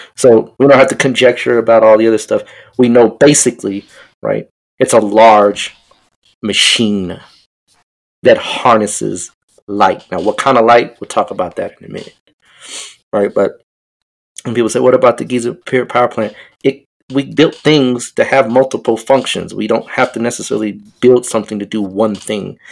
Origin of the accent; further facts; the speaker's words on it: Denver, Colorado, United States; I'm from Denver